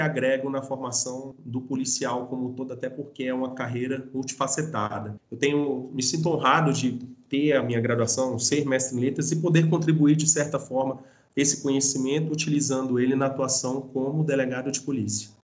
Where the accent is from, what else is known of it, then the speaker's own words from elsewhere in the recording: Brasília, Federal District, Brazil; eu sou brasiliense, daqui